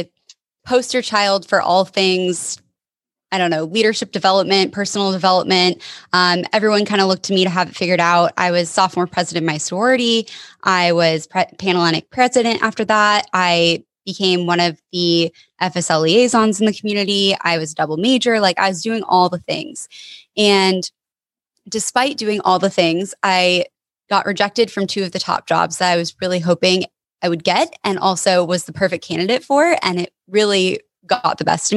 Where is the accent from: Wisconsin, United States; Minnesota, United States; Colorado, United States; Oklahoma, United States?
Colorado, United States; Denver; moved away as an adult; now in Portland, United States; I'm originally from Denver, Colorado